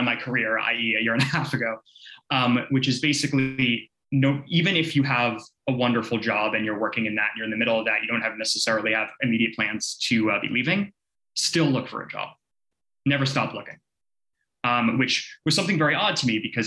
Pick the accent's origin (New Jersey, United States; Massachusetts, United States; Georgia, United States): Massachusetts, United States; Boston; now in Washington, D.C., United States; where I grew up in Boston